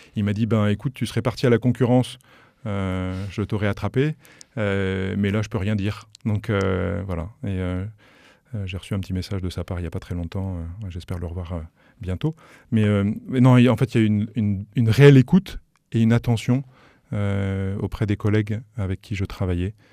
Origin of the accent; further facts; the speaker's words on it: Paris, Île-de-France, France; moved away as an adult; now in Sarthe, France; On a grandi à Paris dans une famille qui, voilà, de parents aimants